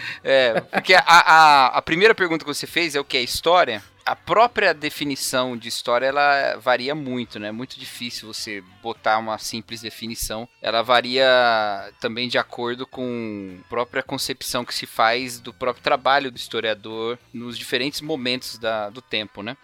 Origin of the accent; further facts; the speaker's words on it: Brazil; nós somos brasileiros